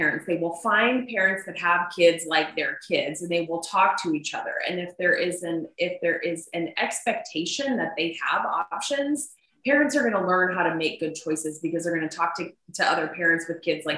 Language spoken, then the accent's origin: English; Arizona, United States; Arizona is my home state